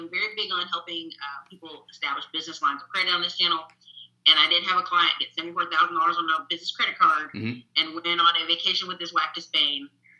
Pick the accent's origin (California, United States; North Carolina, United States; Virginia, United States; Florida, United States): North Carolina, United States; now in Texas, United States; I was from North Carolina